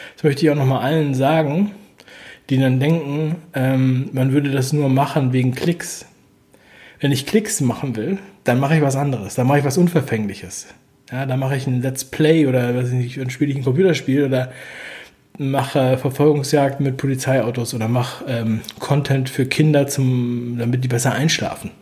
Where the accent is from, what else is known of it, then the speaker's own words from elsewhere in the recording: East Germany, Germany; Und ich bin ja geboren in der DDR